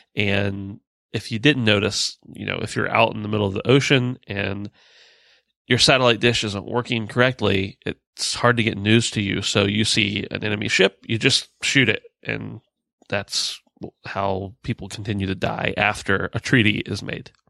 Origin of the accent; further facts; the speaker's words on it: United States; we're American